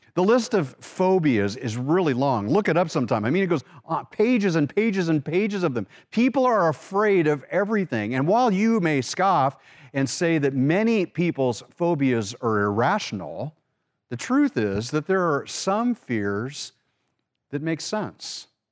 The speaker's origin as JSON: {"language": "English", "area": "Orange County", "region": "California", "country": "United States", "tie": "born or raised there", "said": "we grew up in Orange County, California"}